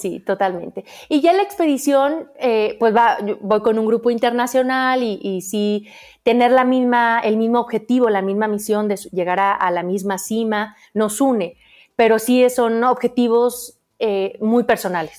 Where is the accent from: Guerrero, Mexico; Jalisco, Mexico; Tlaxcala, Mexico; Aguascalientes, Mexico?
Aguascalientes, Mexico; soy de Aguascalientes, donde no hay montañas